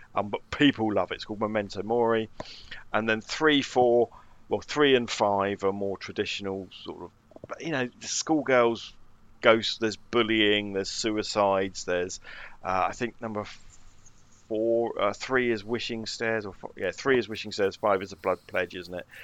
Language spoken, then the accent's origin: English; United Kingdom